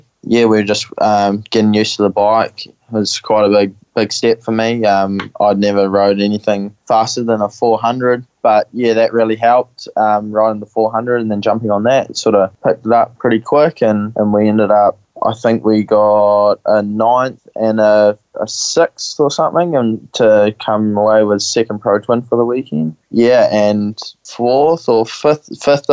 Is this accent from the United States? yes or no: no; Hamilton, Waikato, New Zealand; I'm from Hamilton, New Zealand.